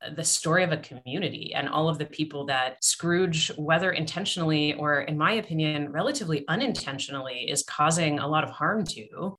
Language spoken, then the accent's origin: English; Canada; moved away; So I'm from Canada. My family in Canada